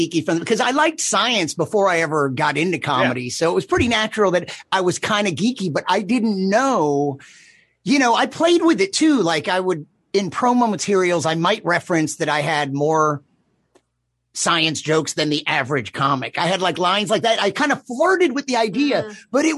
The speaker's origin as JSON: {"language": "English", "region": "Texas", "country": "United States", "also_born_or_lived": "San Francisco / Raleigh", "moved": "yes", "said": "I was from Texas. I started my comedy career in Austin, Texas."}